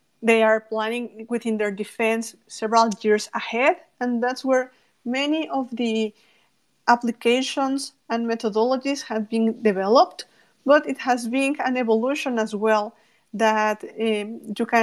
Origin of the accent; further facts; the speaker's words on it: Mexico; from Mexico